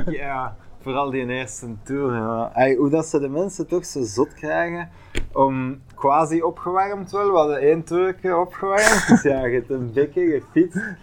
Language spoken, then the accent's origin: Dutch; Bruges, Flanders, Belgium; bij ons in Brugge